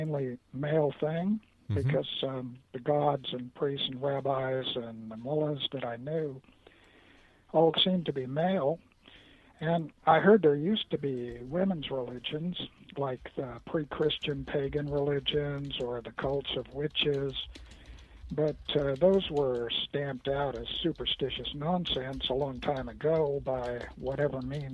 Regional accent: Texas, United States; also born or lived in India / Kenya; now in Toronto, Canada; I grew up in Texas with all the culture wars over Jesus and the American way

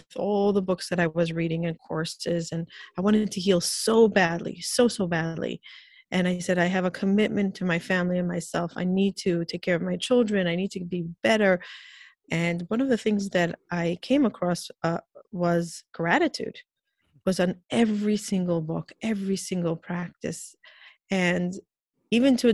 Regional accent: Israel; moved away as an adult; also born or lived in Peoria, Illinois, United States; now in New York, United States; I grew up in Israel in a very Orthodox, Jewish Orthodox family. When I got married, I moved to New York

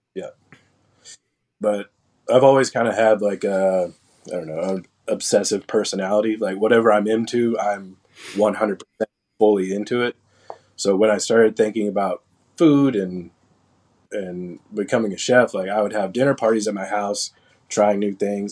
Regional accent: Gainesville, Texas, United States; I grew up in Gainesville, Texas. It's a really small town just south of the Oklahoma border

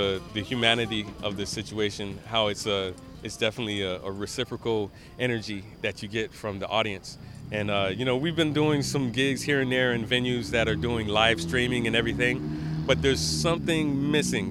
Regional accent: Miami, Florida, United States; moved away as an adult; also born or lived in Gainesville, Florida; now in New York, United States; Originally from Miami. We were born in Gainesville, me and my twin brother, EJ. But we grew up in Miami and moved here for college

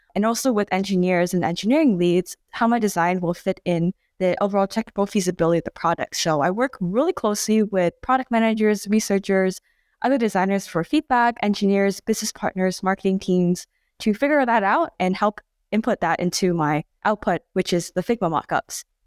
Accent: Bay Area, California, United States; growing up in the Bay Area

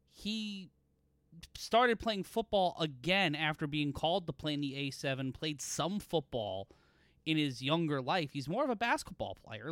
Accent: New York City, New York, United States; I grew up in Brooklyn. I grew up in Sunset Park

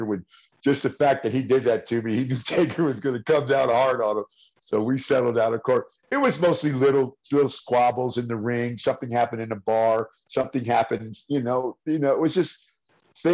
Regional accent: San Francisco, California, United States; I'm from the Bay Area of California, San Francisco.

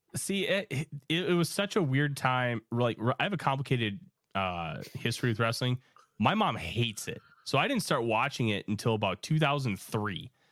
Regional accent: Minnesota, United States; I'm from Minnesota. My mom actually went to school with Kurt Hennig.

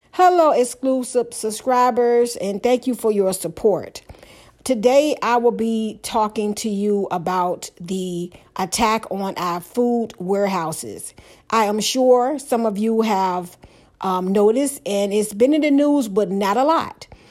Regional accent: Hampton Roads, Virginia, United States; I'm from Hampton Roads

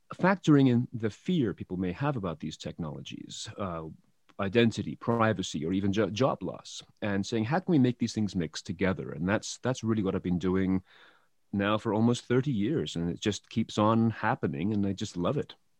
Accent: England, United Kingdom; moved away; I, I come from England originally

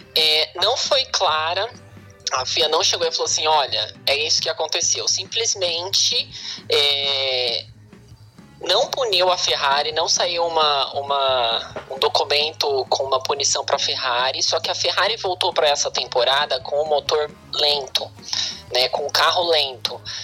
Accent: Brazil; moved away; a gente não tinha muito canal na, na, no interior

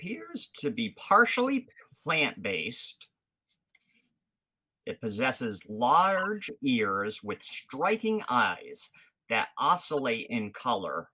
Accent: Rhode Island, United States; being from the area, you know, I'm not from Mass, but I'm Rhode Island

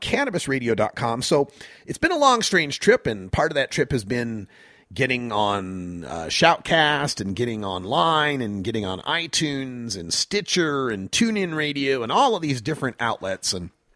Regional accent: Idaho, United States; I grew up in Idaho

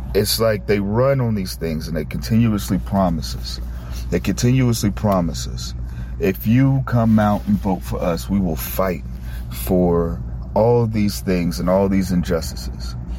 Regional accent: United States; As a black man in America

